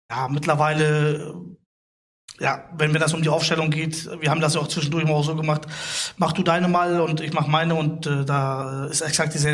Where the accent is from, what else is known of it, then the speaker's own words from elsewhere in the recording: Bremen, Germany; Ich bin Bremer ja, Jung ja.